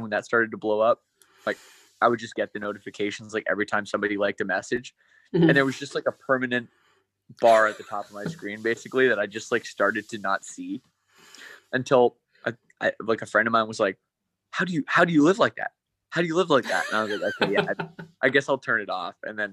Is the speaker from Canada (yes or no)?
yes; Canada; growing up in Canada